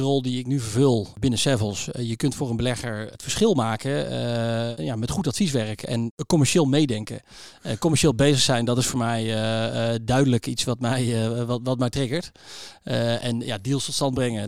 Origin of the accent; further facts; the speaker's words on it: Utrecht, Netherlands; ik eh, ben eh, geboren in Utrecht.